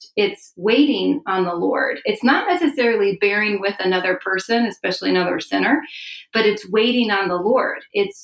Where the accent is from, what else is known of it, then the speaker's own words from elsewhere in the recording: Chicago, Illinois, United States; moved away as an adult; also born or lived in Philadelphia area; now in Philadelphia, United States; I'm a transplant from Chicago, but my husband and I moved here about 5 years ago